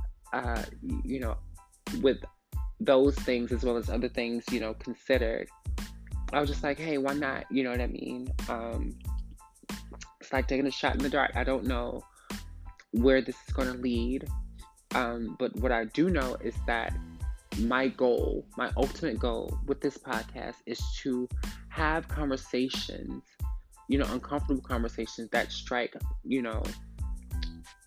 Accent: Atlanta, Georgia, United States; I'm from Atlanta, Georgia, born and raised

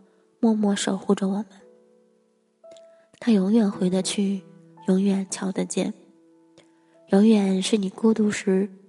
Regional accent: Qingdao, Shandong, China; also born or lived in Beijing; 我也去了北京待了一段时间，也去了其他的城市。但无论走了多远，到了什么地方，我还是会突然想起我的家乡青岛。

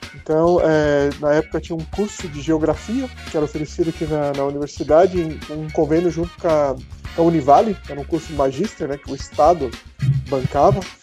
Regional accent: Mafra, Santa Catarina, Brazil; also born or lived in Rio Negro, Paraná / Curitiba; Eu sou é, natural de Rio Negro, a cidade vizinha aqui de Mafra, mas a minha infância toda morei aqui em Mafra

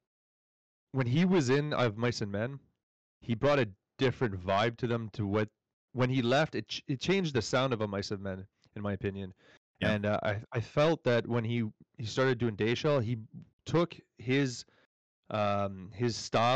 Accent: Canada; I'm a French Canadian

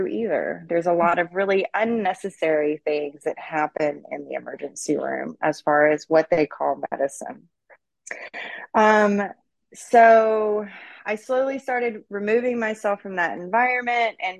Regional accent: East Texas, United States; I was raised out in East Texas

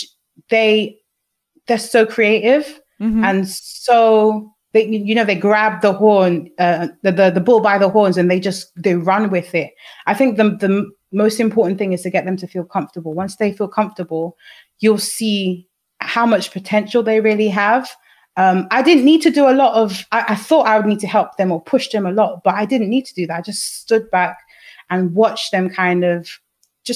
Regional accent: London, United Kingdom; we grew up in London, where it's such a hub of integration

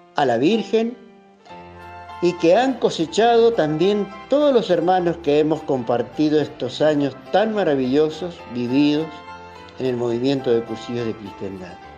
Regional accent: Rivadavia, Mendoza, Argentina; also born or lived in San Martín; en mi niñez, allá en Reducción, Rivadavia, en una humilde capilla, llegué a ser monaguillo

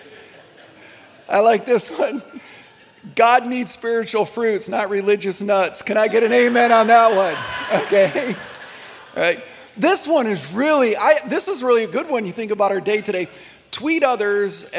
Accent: Midwest, United States; I grew up United Methodist in the Midwest

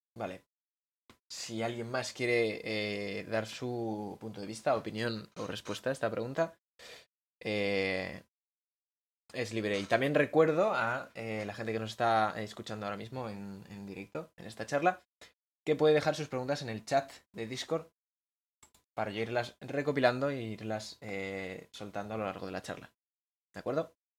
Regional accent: Bilbao, Basque Country, Spain; soy de Bilbao

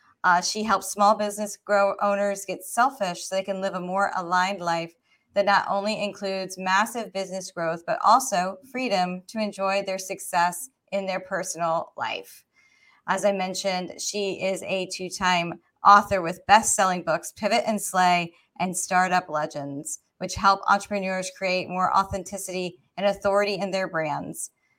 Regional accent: Georgia, United States; I grew up, you know, I live in Georgia, born and raised in Georgia, and so I grew up making that 19-hour drive up to the tri-state area at least twice a year.

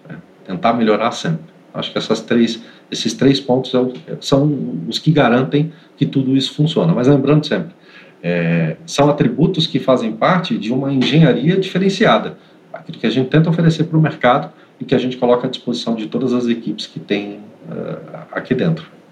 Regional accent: Santos, São Paulo, Brazil; moved away as an adult; now in Greater São Paulo, Brazil; eu sou de Santos, mas já moro há muitos anos aqui na Grande São Paulo.

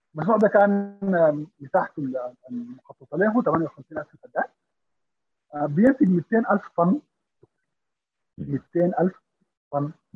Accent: Sudan; نحن في السودان كمواطنين افراد

